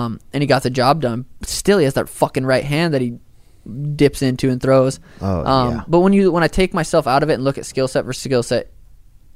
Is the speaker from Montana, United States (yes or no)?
yes; Helena, Montana, United States; moved away as an adult; now in Phoenix, United States; I'm from Helena. There's not a mall there. Like, growing up, there wasn't a fucking mall to go